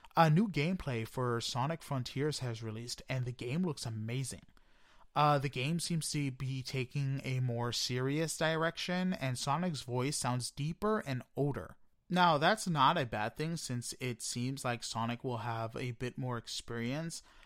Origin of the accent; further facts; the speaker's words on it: New York City, New York, United States; I am a New Yorker